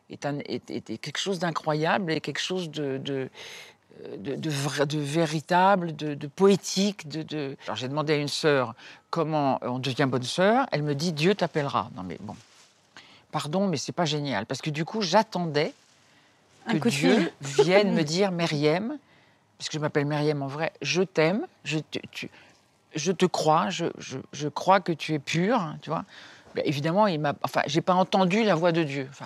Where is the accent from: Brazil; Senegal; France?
Senegal; Dakar; born there; also born or lived in Cameroon / Congo; oui, je suis née à Dakar et puis on a été, mon père était euh, journaliste, donc il nous a emmenés partout, il nous a donné le sens du voyage, voilà. Après on était au Cameroun, après on était au Congo, Kinshasa